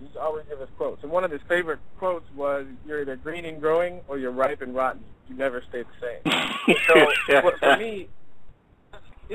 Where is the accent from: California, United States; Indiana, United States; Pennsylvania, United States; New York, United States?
California, United States; San Diego; I grew up in San Diego. I grew up in San Diego